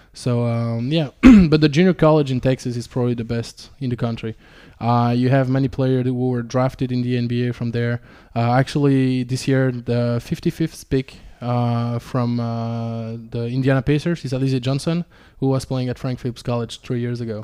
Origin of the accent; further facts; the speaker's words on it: Ardennes, Wallonia, Belgium; also born or lived in Romania; I spent all my childhood in the, in the Ardennes